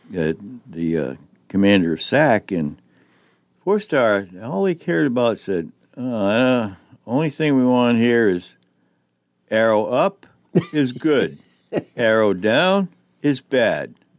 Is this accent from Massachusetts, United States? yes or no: yes; Boston, Massachusetts, United States; moved away; they're from my neck of the woods back in the Greater Boston area